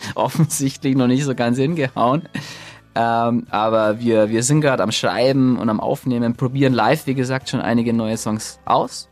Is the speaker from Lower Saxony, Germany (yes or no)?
no; Nuremberg, Bavaria, Germany; moved away; Wir, wir kommen ja ursprünglich aus Nürnberg, auch wenn wir inzwischen so ein bisschen verteilt sind und eigentlich kaum jemand so richtig mehr in Nürnberg lebt. Ähm, aber Nürnberg ist natürlich, verbinde ich schon mit Familie und Freunden und äh, Heimat